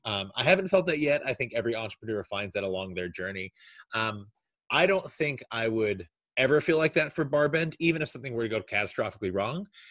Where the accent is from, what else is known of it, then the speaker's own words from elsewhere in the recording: Kentucky, United States; now in New York, United States; I'm originally from Kentucky